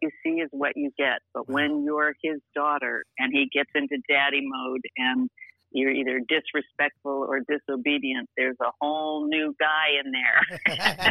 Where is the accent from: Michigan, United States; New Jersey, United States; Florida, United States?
New Jersey, United States; Hackensack; also born or lived in Teaneck, New Jersey; my dad and mom lived in uh, Teaneck, New Jersey, uh, and I was born in Hackensack Hospital